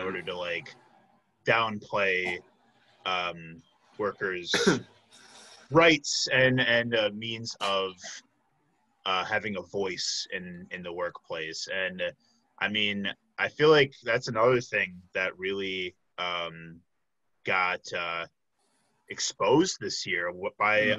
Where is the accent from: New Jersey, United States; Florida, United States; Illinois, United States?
Illinois, United States; Flossmoor; I grew up in Flossmoor, Illinois, which is on the in the south suburbs of Chicago.